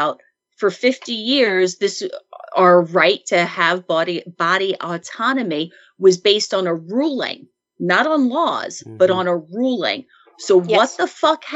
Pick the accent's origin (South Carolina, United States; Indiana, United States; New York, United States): New York, United States; Long Island; I grew up on Long Island.